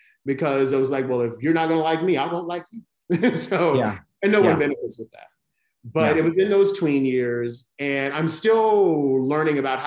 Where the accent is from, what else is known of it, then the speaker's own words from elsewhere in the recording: the South, United States; I live in the South, I was raised in the South, I live in the South now